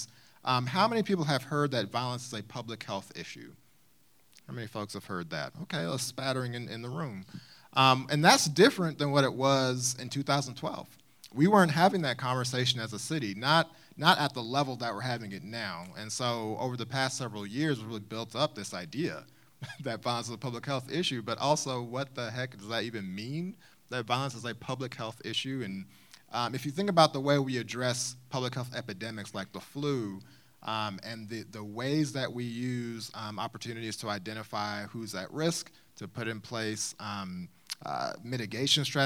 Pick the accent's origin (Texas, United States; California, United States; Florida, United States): Texas, United States; Houston; moved away as an adult; also born or lived in Kentucky; now in Louisville, United States; I was born in Houston, Texas, actually. Grew up there pretty much through until the end of high school, and came to Kentucky